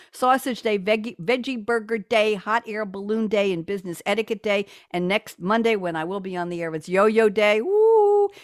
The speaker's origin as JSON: {"language": "English", "region": "New York", "country": "United States", "moved": "yes", "lives_now": "Durham, United States", "said": "I'm from New York."}